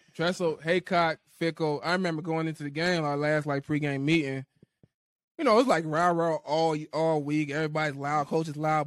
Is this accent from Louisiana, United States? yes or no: yes; New Orleans, Louisiana, United States; moved away; I grew up in New Orleans. I grew up in the area.